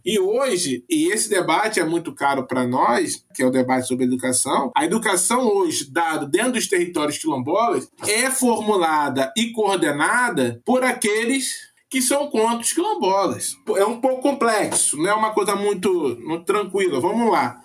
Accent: Rondônia, Brazil; eu sou de Rondônia, né? Minha mãe é baiana, né? Do, do sertão da Bahia, meu pai é gonçalense, né? Se encontraram em Rondônia, tiveram minha irmã e eu

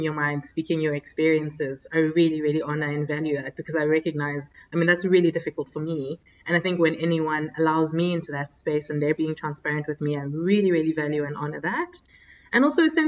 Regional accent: South Africa; also born or lived in Democratic Republic of the Congo; now in Abu Dhabi, United Arab Emirates; I was born in the Democratic Republic of Congo, so in the DRC in Central Africa. And in the early 90s, our family moved to South Africa

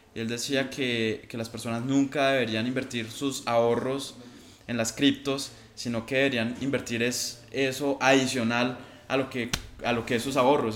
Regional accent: Colombia; como colombianos

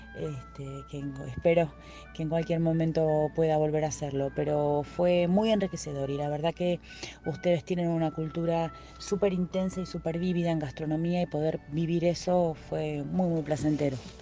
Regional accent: Argentina; also born or lived in Brazil; soy argentina eh, y soy cocinera

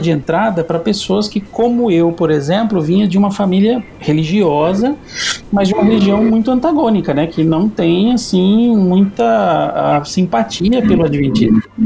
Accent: Campo Grande, Mato Grosso do Sul, Brazil; Eu sou aqui de Campo Grande, Mato Grosso do Sul e vivi aqui quase toda a vida, na né, vida toda

